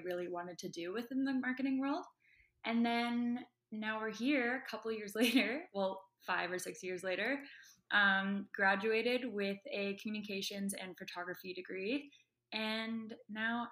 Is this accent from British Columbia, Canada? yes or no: yes; Vancouver, British Columbia, Canada; moved away as an adult; now in Toronto, Canada; I am from Vancouver. I came to Toronto for university with a volleyball scholarship.